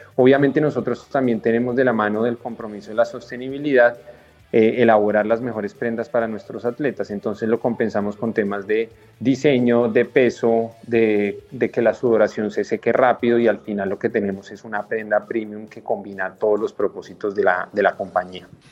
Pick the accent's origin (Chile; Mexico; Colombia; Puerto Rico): Colombia; como colombianos